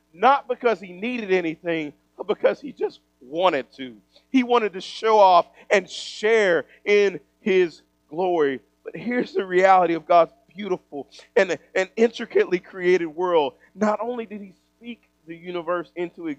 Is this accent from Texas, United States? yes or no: yes; East Texas, United States; moved away; also born or lived in Kansas City; I grew up in East Texas.